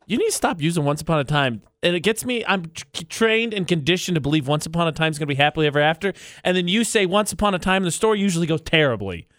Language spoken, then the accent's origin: English; Indiana, United States; now in Utah, United States; my home state of Indiana